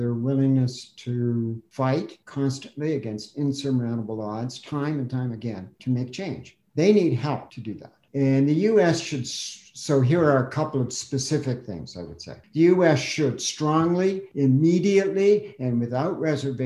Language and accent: English; Canada; I'm Canadian